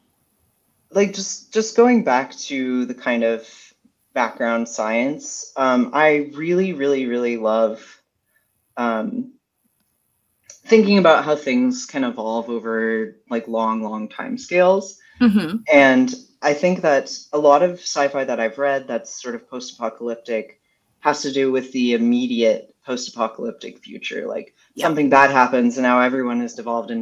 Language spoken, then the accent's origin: English; Western Canada, Canada; moved away; I'm Canadian originally, but I'm from Western Canada